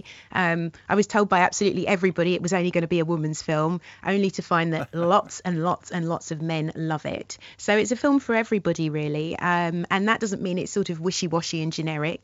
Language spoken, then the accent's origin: English; London, United Kingdom; born or raised there